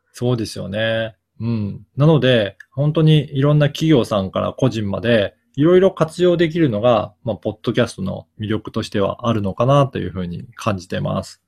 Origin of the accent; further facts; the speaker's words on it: Okayama, Japan; moved away; 私の実家が、はい。岡山なんですね